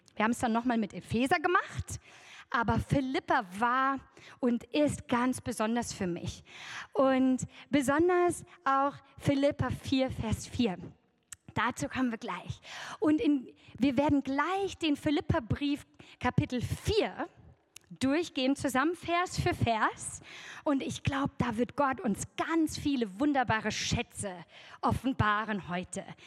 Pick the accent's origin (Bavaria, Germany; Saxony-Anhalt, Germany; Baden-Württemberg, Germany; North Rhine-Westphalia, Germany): North Rhine-Westphalia, Germany; Oberbergisches Land; im Oberbergischen, wo ich herkomme